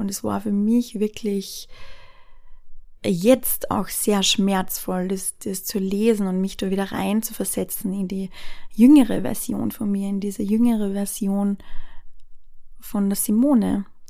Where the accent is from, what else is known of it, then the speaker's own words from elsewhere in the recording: Austria; bei uns in Österreich